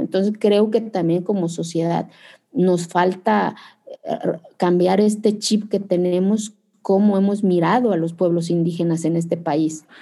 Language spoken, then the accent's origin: Spanish; Zapotec village, Oaxaca, Mexico; en mi pueblo hace frío